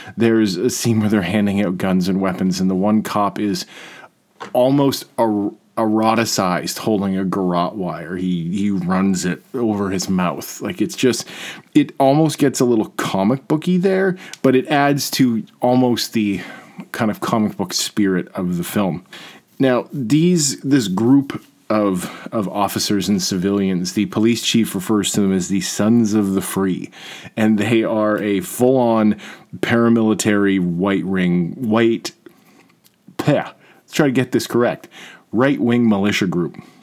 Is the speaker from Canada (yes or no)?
yes; Peterborough, Ontario, Canada; also born or lived in Toronto; now in Peterborough, Canada; I'm from Peterborough